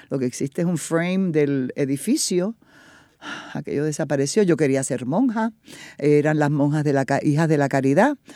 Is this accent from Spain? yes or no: no; Fajardo, Puerto Rico; moved away as an adult; also born or lived in United States; Nací y me crié en Fajardo